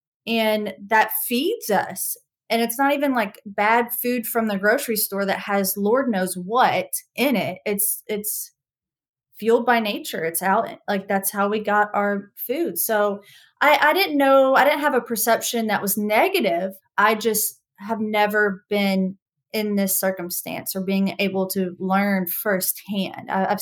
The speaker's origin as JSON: {"language": "English", "region": "the South", "country": "United States", "said": "I'm from the South"}